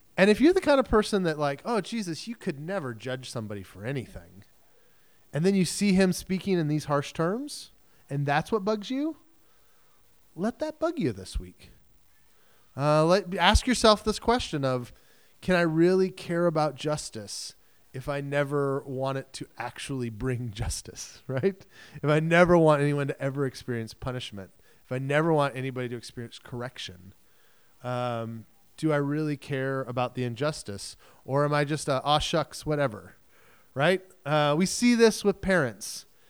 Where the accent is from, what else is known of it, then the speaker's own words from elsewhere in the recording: United States; as modern American Christians